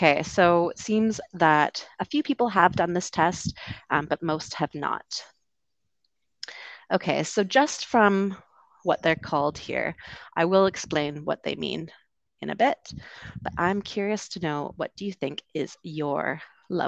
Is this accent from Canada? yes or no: yes; Vancouver, British Columbia, Canada; moved away as an adult; also born or lived in London, United Kingdom; I'm from Canada originally, the West Coast, Vancouver